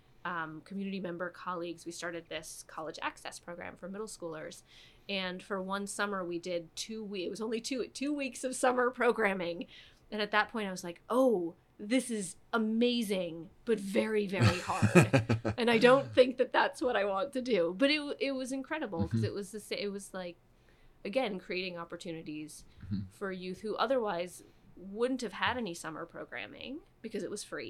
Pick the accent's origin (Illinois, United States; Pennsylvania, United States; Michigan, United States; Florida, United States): Michigan, United States; I grew up in Michigan